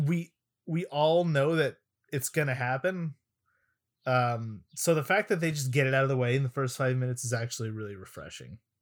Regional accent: Arizona, United States; in my elementary school, uh, whenever there was either a rainy day or a heat advisory day, because I'm from Arizona

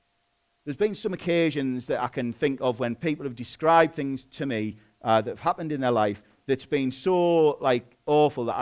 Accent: England, United Kingdom; I'm a British citizen

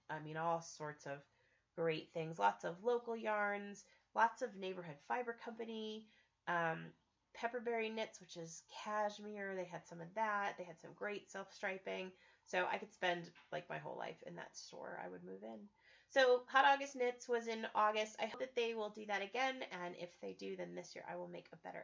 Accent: Estes Park, Colorado, United States; I grew up in Estes Park, Colorado, and it is my favorite place in all the world

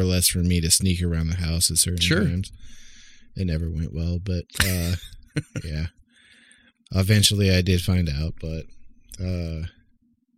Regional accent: Oklahoma, United States; growing up in Oklahoma and stuff around the woods

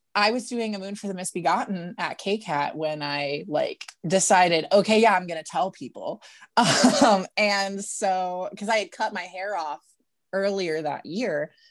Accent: St. Louis, Missouri, United States; now in Kansas City, United States; I was born in Saint Louis, Missouri

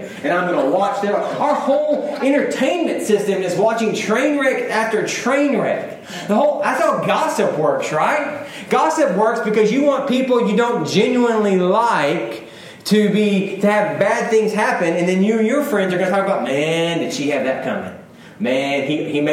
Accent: United States; I'm an American.

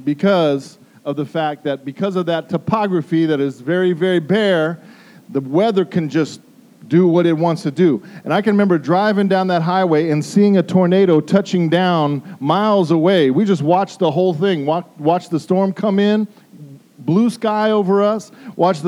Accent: Denver, Colorado, United States; moved away; I grew up in Denver, Colorado

